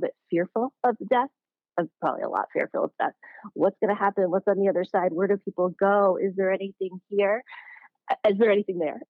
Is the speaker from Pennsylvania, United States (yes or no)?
no; Connecticut, United States; moved away as an adult; also born or lived in New York; now in San Francisco, United States; I grew up in Connecticut